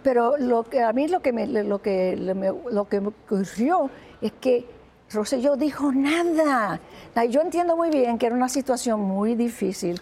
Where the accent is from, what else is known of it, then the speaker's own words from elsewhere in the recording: Humacao, Puerto Rico; moved away; mi pueblo, donde nací